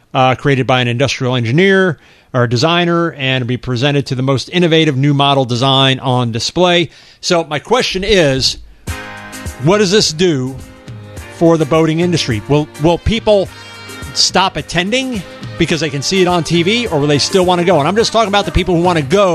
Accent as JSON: {"language": "English", "region": "New Jersey", "country": "United States", "tie": "born or raised there", "said": "when I was growing up in New Jersey, we were literally about 20 minutes from New York City"}